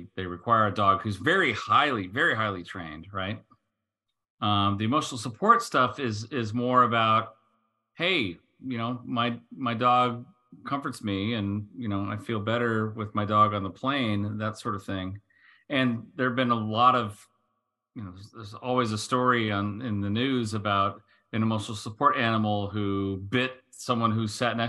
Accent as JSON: {"language": "English", "country": "United States", "said": "as the American here"}